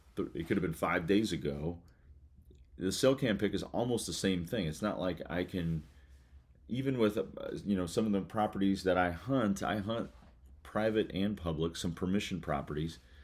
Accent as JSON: {"language": "English", "region": "Kentucky", "country": "United States", "tie": "born or raised there", "said": "Kentucky, uh, my, my home state, um, where I currently reside"}